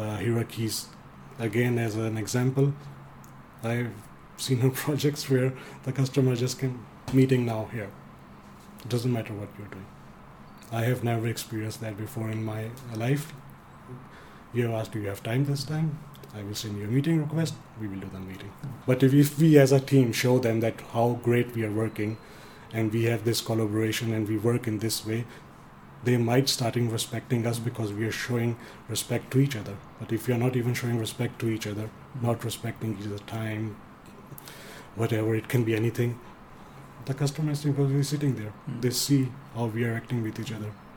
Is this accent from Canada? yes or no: no; Denmark; English is a second language; I'm born and raised in Denmark, but uh, uh, I have a background as the same Indian Pakistani culture